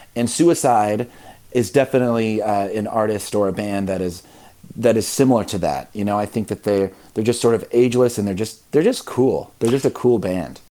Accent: Midwest, United States; I grew up in the Midwest um, where religion is sort of everywhere

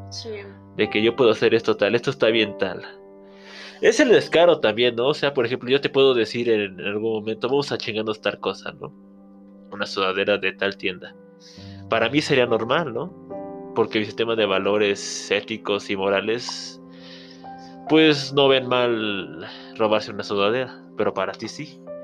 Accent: Mexico; para nosotros como mexicanos

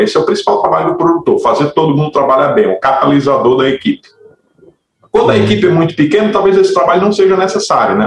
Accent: Natal, Rio Grande do Norte, Brazil; A, a Massive Work Studio funciona em Natal, eu sou de Natal

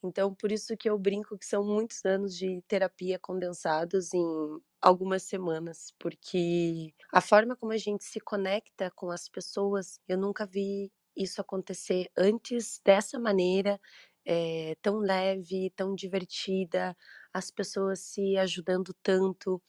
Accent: Brazil; Sou brasileira

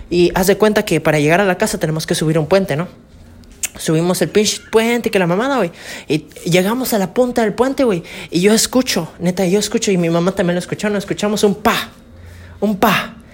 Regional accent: Campeche, Mexico; que pues yo soy de Campeche, ¿no? Obviamente. Soy de Campeche y todo bonito, ¿no?

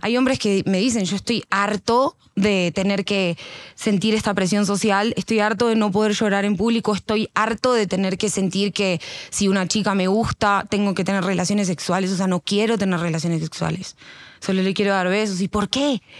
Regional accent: Argentina; moved away as an adult; now in Colombia; yo vengo de Argentina, no vengo de Canadá

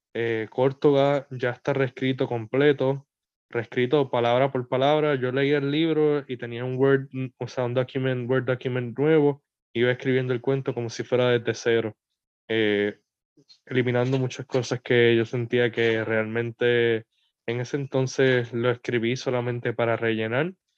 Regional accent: Puerto Rico; artistas puertorriqueños

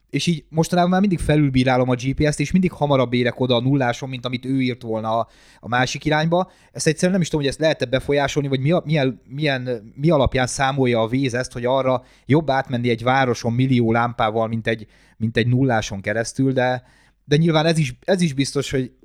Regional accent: Gödöllő, Pest, Hungary; gödöllői vagyok

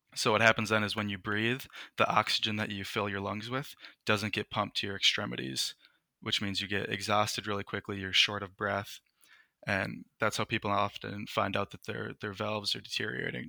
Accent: Minnesota, United States; I'm from the United States. I've lived in Minnesota my entire life

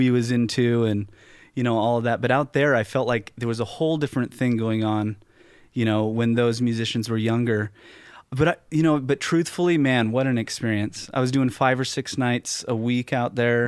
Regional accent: West Coast, United States; also born or lived in Fort Lauderdale; growing up on the West Coast

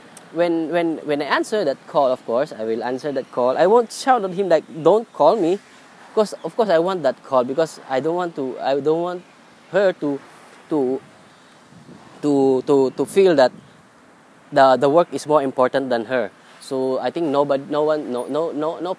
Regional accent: Philippines; moved away as an adult; now in Singapore; my family is in different country, different in my hometown in Philippines. So I'm working in Singapore

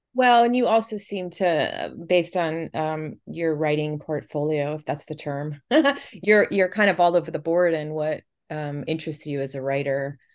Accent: Tampa Bay area, Florida, United States; I also grew up here

